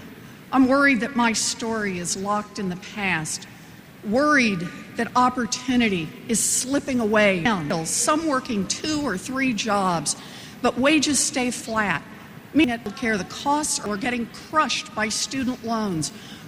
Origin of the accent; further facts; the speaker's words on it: Oklahoma, United States; I grew up in Oklahoma. My daddy ended up as a maintenance man. And my mom worked a minimum wage job at Sears.